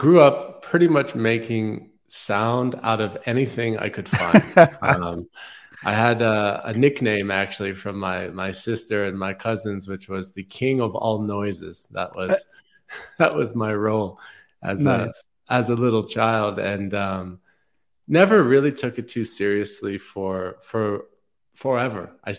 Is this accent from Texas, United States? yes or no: no; New York City, New York, United States; I grew up in New York City and was quite disconnected from nature for most of my, life until I was in my mid-20s